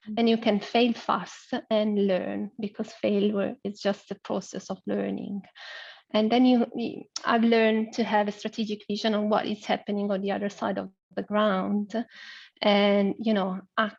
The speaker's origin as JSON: {"language": "English", "town": "Milan", "region": "Lombardy", "country": "Italy", "tie": "born or raised there", "said": "I was born in Milan. In Italy."}